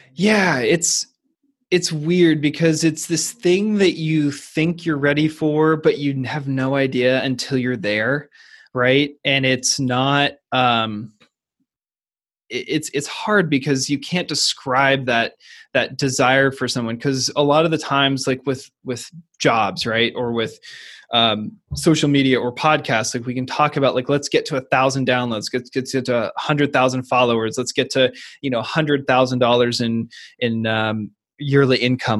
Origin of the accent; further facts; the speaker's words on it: Seattle, Washington, United States; I went to the University of Washington, which has an incredibly strong rowing tradition. Plus, it was my hometown team